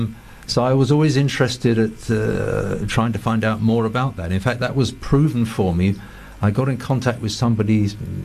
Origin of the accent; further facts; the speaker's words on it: England, United Kingdom; first language English; they were English people, born English speakers